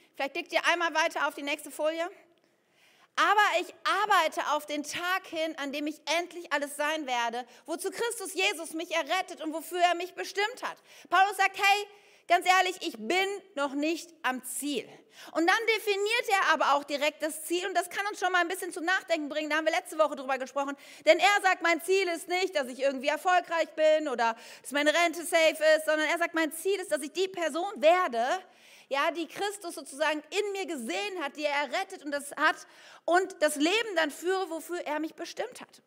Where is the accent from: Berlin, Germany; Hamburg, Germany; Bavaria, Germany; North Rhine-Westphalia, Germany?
North Rhine-Westphalia, Germany; Ennepetal; ich bin ja im Bergischen Land aufgewachsen, in Ennepetal